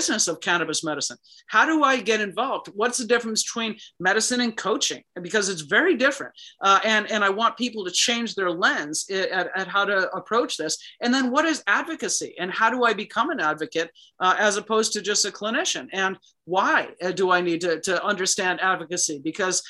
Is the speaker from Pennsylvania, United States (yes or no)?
no; Chicago, Illinois, United States; I was born and raised in Chicago